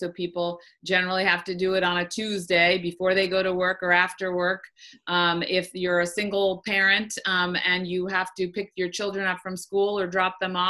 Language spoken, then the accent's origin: English; New York, United States; even as a New Yorker